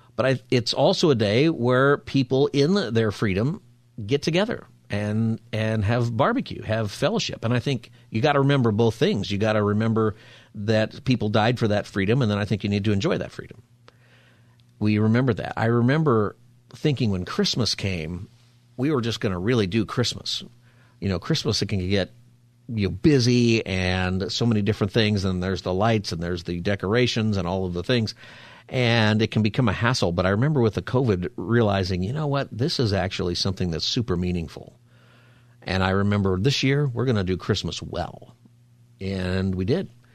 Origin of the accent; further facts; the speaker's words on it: United States; as an American